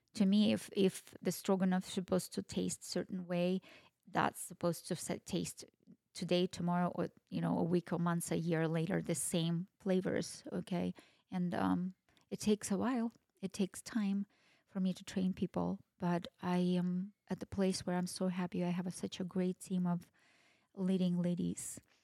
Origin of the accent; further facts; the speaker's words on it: Kazakhstan; now in Boise, United States; I am Russian but I was ra- was born and raised in Kazakhstan.